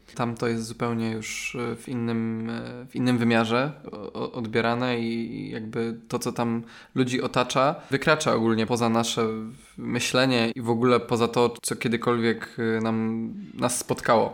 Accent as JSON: {"language": "Polish", "country": "Poland", "said": "Ja na przykład pochodzę ze wsi"}